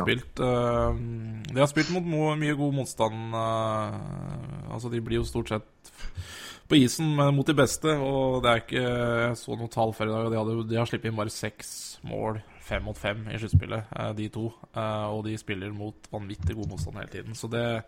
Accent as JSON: {"language": "Norwegian", "town": "Elverum", "region": "Innlandet", "country": "Norway", "said": "i Lille Elverum, der vi kommer fra."}